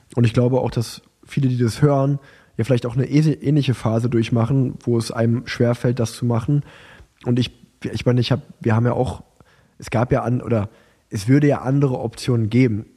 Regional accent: Unna, North Rhine-Westphalia, Germany; ich bin ja in Unna geboren und groß geworden, habe das Radfahren dort angefangen

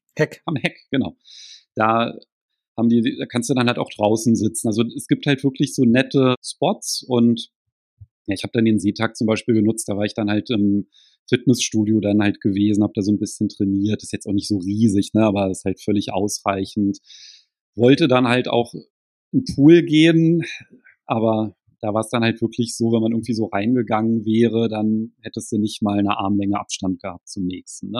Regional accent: Berlin, Germany; ich komme jetzt aus Berlin, da ist ja halt auch ziemlich viel Verkehr

